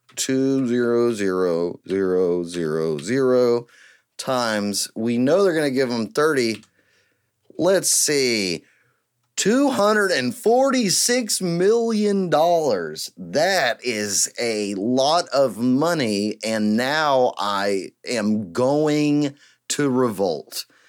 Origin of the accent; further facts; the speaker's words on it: East Texas, United States; I am from East Texas, and I was born and raised in East Texas